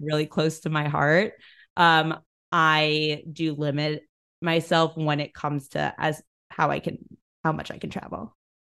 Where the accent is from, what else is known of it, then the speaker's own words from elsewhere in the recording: New York City, New York, United States; I'm from New York City, I was home for a lot of the pandemic